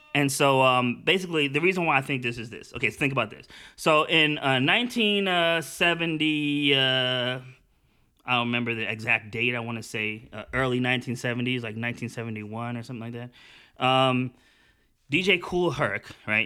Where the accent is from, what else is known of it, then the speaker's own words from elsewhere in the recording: United States; I'm actually an American and I'm super American. I'm probably like the most American, but I'm also super Jamaican